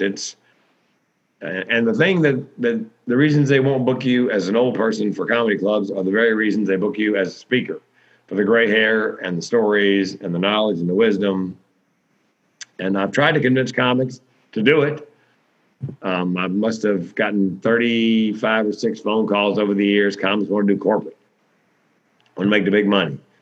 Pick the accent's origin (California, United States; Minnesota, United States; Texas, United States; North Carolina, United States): North Carolina, United States; Raleigh; moved away; it's Raleigh, it's my hometown